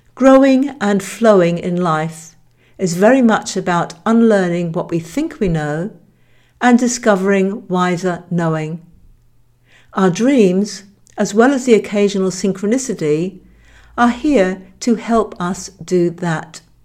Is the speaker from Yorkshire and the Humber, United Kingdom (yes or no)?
no; Hampshire, South East England, United Kingdom; I grew up in Hampshire, England